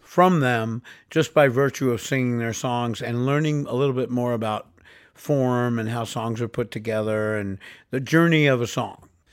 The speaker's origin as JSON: {"language": "English", "town": "New York City", "region": "New York", "country": "United States", "tie": "born or raised there", "moved": "as an adult", "said": "I grew up in New York City, born and raised, uh, first twenty-one years of my life I spent there"}